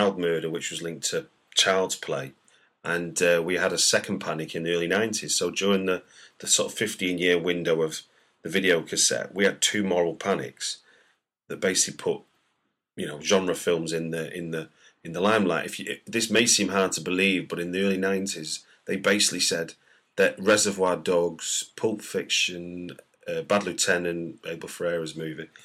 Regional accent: Manchester, North West England, United Kingdom; moved away; I'm from Manchester originally

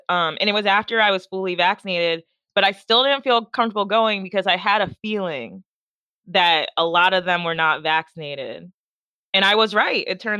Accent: Nigeria; So, like, we're Nigerian, so, like, all our families in Nigeria, a lot of them aren't vaccinated either.

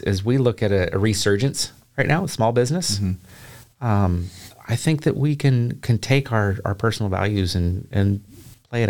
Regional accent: the Northwest, Pacific Northwest, United States; moved away as an adult; now in Chattanooga, United States; I'm from the Northwest.

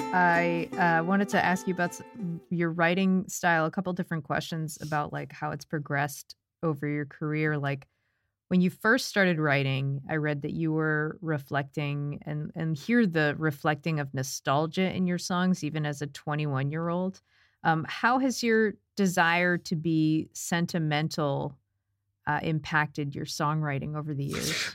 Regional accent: United States; I'm an American

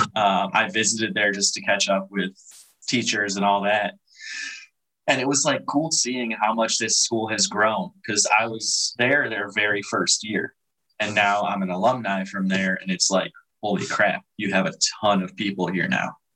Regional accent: Chicago area, Illinois, United States; moved away as an adult; also born or lived in River Grove, Illinois / Bartlett, Illinois / Montgomery, Illinois / Yorkville, Illinois; now in Hawaii, United States; I was born originally in Chicago.

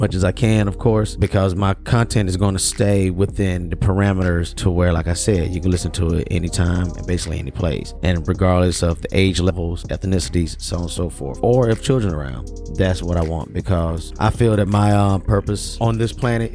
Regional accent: the South, United States; also born or lived in Birmingham, Alabama; I grew up in the South.

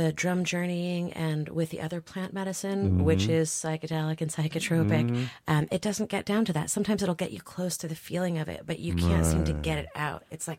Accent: Southwest, United States; moved away as an adult; also born or lived in Santa Fe; now in Delaware, United States; I'm from the Southwest and studied with a native shaman out there for 15 years.

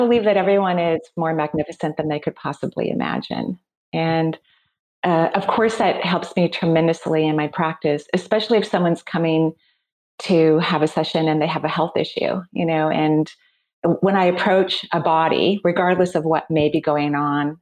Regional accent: Seattle, Washington, United States; I'm from the Seattle area, and that's where I'm recording from right now. So I'm born and raised here.

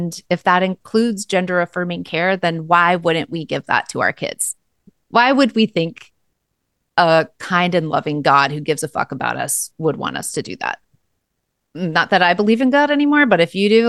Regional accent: Eugene, Oregon, United States; We grew up together here in Eugene for most of our young lives

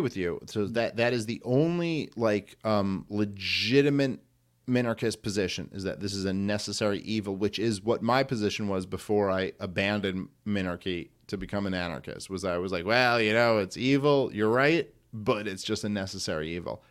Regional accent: New York City, New York, United States; I grew up in Brooklyn

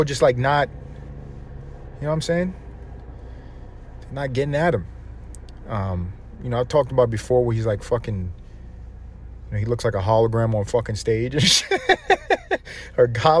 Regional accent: United States; I'm fucking American

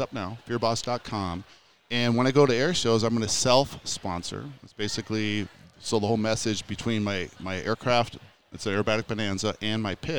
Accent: United States; you're an American

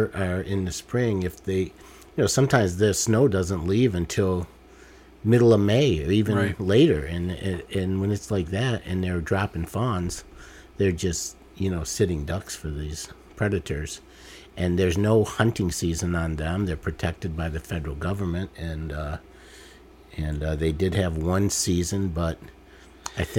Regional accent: Detroit, Michigan, United States; I grew up in Detroit

